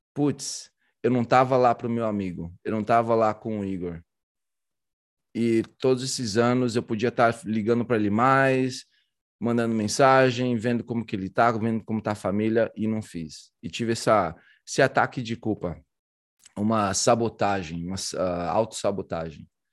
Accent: Brazil; sou do Brasil

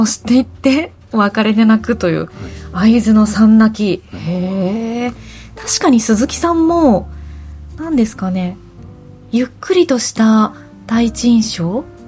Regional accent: western Japan, Japan; 私あの西日本が出身

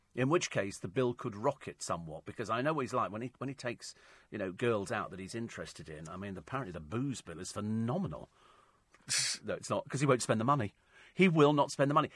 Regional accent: United Kingdom; we're British

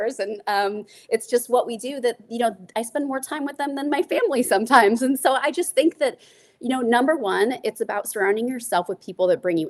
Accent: Nebraska, United States; moved away; I grew up in Nebraska

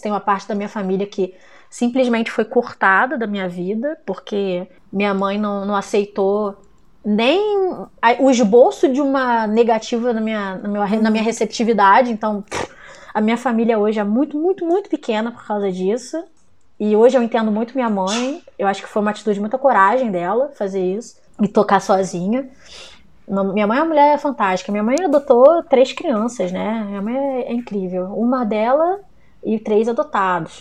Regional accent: Brazil; somos latinos no Brasil

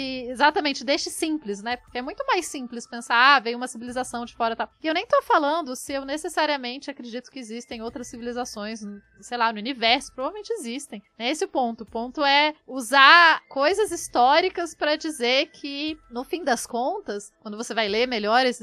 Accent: Acre, Brazil; Então, eu nasci no Acre e morava na floresta.

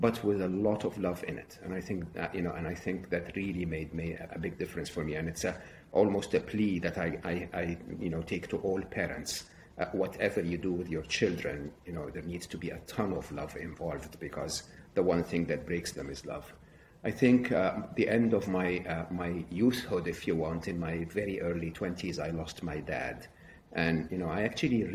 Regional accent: Egypt; I was raised in Egypt, educated in public schools, public university

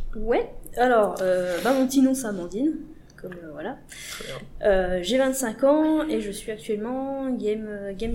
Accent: Besançon, Bourgogne-Franche-Comté, France; moved away as an adult; also born or lived in Montbéliard; now in Paris, France; de base je viens de Besançon, un petit coin paumé de Franche-Comté.

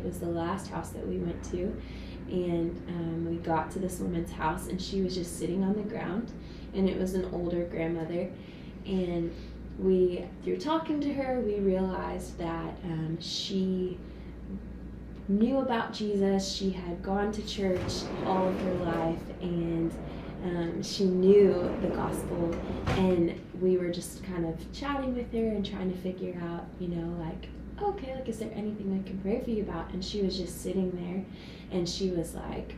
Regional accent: West Virginia, United States; I am from West Virginia.

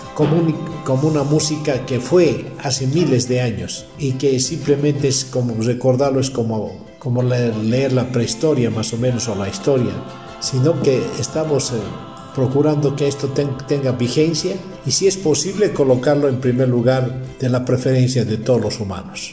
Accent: Capinota, Cochabamba, Bolivia; hemos nacido en Bolivia, que es una, la, segunda, la, la segunda en importancia, y tercero somos de Cochabamba, que es el centro de Bolivia. Y hemos nacido la mayoría en, un poblado mucho más pequeñito de 200 almas, digo de 2.000 almas, llamado Capinota

